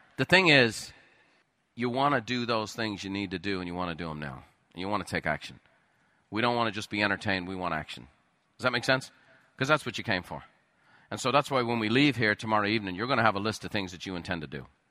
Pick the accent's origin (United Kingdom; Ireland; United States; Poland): Ireland; moved away; I grew up in Ireland